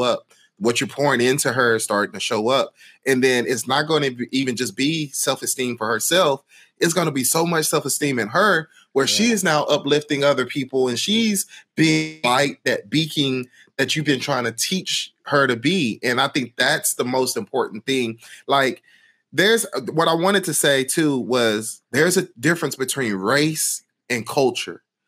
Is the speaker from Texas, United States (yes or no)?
yes; Houston, Texas, United States; growing up in Houston and in, in Houston Independent School District